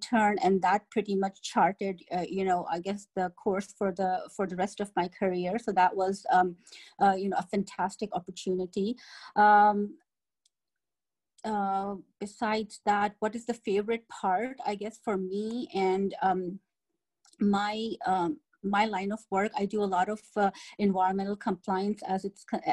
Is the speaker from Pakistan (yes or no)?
yes; Pakistan; moved away; I hail from Pakistan